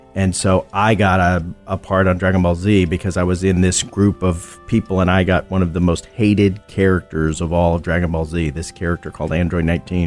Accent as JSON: {"language": "English", "region": "Texas", "country": "United States", "moved": "yes", "said": "I'm from Texas. Yes. Originally"}